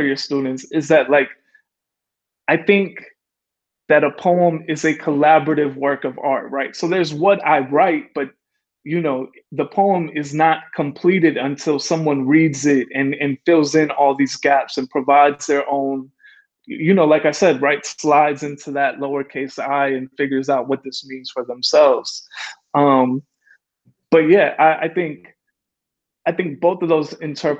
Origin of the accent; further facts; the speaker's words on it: Calumet City, Illinois, United States; also born or lived in Chicago; I was born in Chicago, I was raised in Calumet City